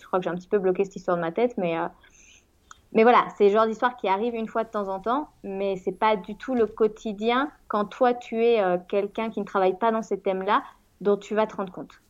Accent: Rennes, Brittany, France; moved away as an adult; also born or lived in Toluca / Spain; now in Mexico City, Mexico; je viens de Rennes en France

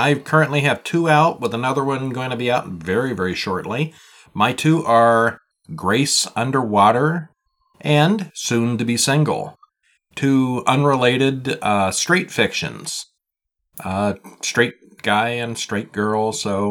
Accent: Montreal, Quebec, Canada; 2 are in French. I'm from Montreal.

